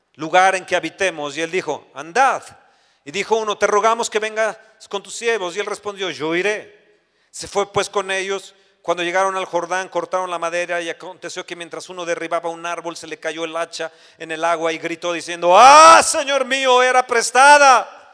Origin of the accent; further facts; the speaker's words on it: Mexico; nosotros como mexicanos